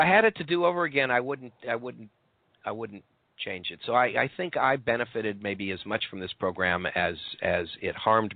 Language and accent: English; Maryland, United States; moved away as an adult; I was growing up in Maryland.